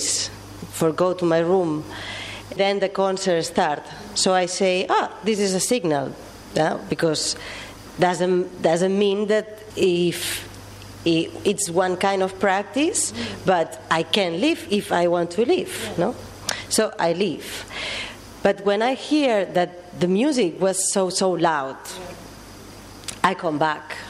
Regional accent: Barcelona, Catalonia, Spain; I come from Barcelona

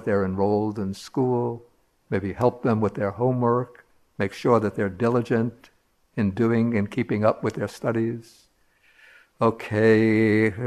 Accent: New York City, New York, United States; I grew up in Brooklyn, the great borough of Brooklyn, 52nd Street near 12th Avenue

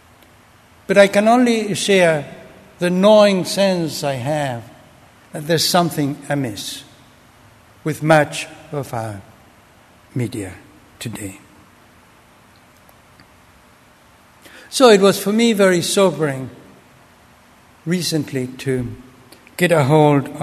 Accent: Argentina; moved away; I grew up in Argentina under a dictatorship

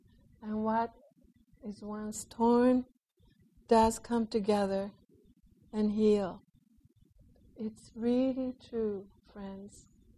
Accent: Japan

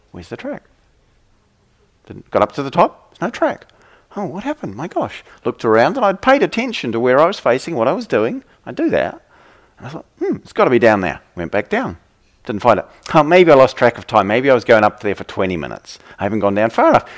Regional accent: New Zealand; I come from New Zealand

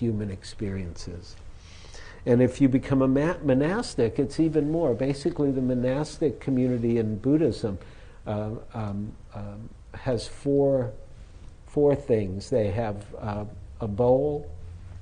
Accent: United States; being American

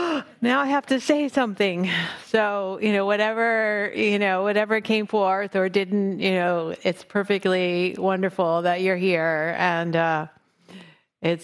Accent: Massachusetts, United States; now in Oakland, United States; I live in Oakland, California, unceded Ohlone territory. I grew up in on the North Shore, Massachusetts, and I practice mostly here in California

